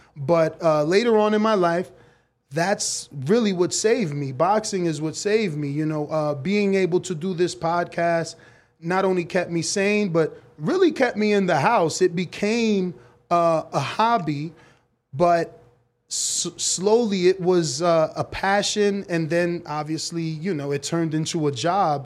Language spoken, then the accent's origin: English; United States; I was born here in America, but both of my parents are from the Dominican Republic